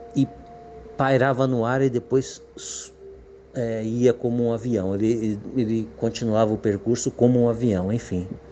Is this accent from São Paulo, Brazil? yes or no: yes; Guarujá, São Paulo, Brazil; eu sou de Guarujá, São Paulo